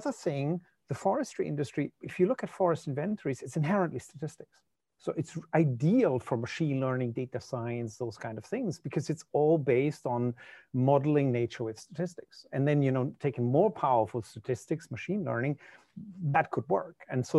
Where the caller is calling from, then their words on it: Germany; Yeah, so usually I'm based in Germany, but I'm actually calling in from Finland. We have a Finnish-German company, and I'm in Espoo, which is outside of Helsinki.